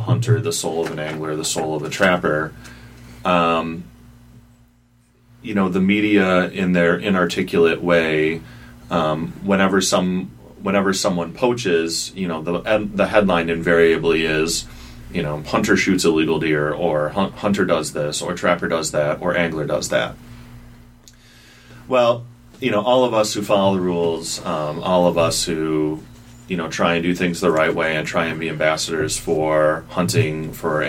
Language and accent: English; Holland, Michigan, United States; I grew up in Holland